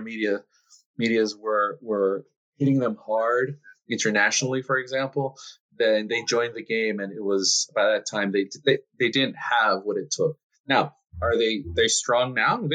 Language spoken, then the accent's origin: English; Nicaragua; moved away as an adult; also born or lived in Los Angeles, California; now in Miami, United States; I was born in the States. I'm an American citizen, but I lived my formative years in Nicaragua. I went to school in Nicaragua, went to college in Nicaragua.